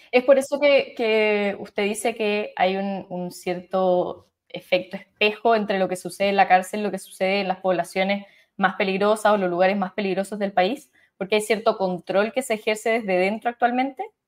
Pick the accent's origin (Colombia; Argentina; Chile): Chile